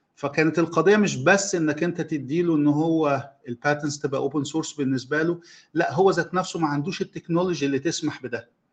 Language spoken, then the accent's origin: Arabic; Egypt; عندنا في مصر